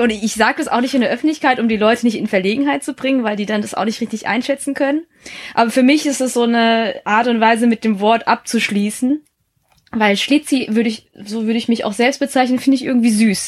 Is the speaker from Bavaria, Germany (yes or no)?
no; Baden-Württemberg, Germany; also born or lived in Heppenheim, Hesse; in Hessen bin ich geboren, in Baden-Württemberg dann aufgewachsen und zur Schule gegangen